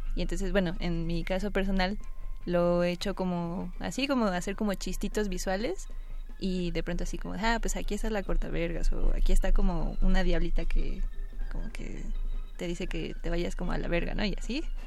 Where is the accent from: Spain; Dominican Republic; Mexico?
Mexico; como somos mexicanos